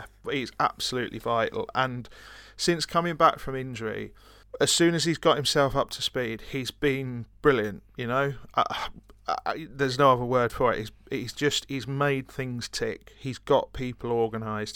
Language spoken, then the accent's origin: English; Brighton, South East England, United Kingdom; I'm from Brighton